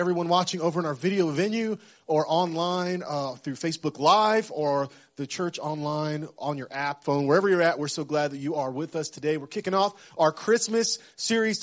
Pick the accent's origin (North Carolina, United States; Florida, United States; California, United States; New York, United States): Florida, United States; West Central; moved away; I grew up in West Central Florida, so I've been through some hurricanes, some tropical storms.